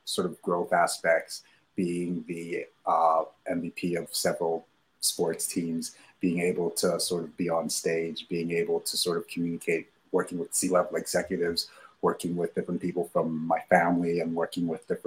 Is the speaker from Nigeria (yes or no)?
yes; Nigeria; moved away; I was born and raised in Nigeria.